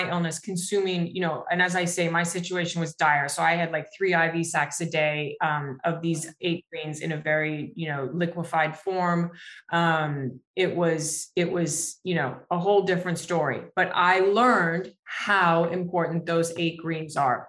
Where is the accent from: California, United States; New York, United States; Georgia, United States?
New York, United States; I'm from New York